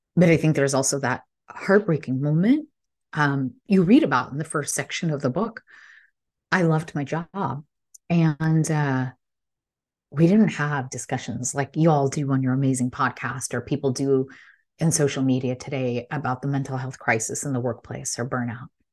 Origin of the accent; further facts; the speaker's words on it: Illinois, United States; English is a second language; I was born to immigrant parents, so proud in a small town in Illinois, and English is my third language